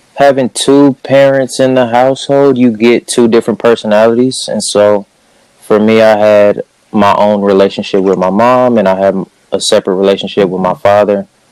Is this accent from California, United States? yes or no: yes; Cerritos, California, United States; I'm from Southern California, Cerritos, California, to be specific